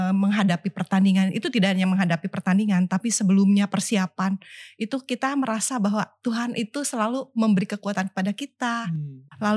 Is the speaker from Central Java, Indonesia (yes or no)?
no; Tasikmalaya, West Java, Indonesia; masa kecil saya ya waktu di Tasik itu sebetulnya kami e, dari keluarga kurang mampu waktu itu.